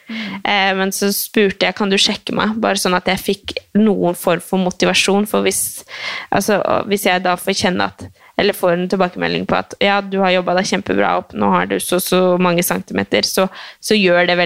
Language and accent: Norwegian; Oslo, Norway; born there; Eh, jeg er født på Ullevål, altså, så det var jo ikke bare sånn at folk skjønner det.